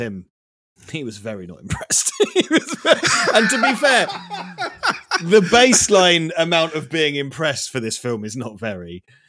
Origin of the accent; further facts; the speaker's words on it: East Anglia, East of England, United Kingdom; moved away; I'm from a place called East Anglia in England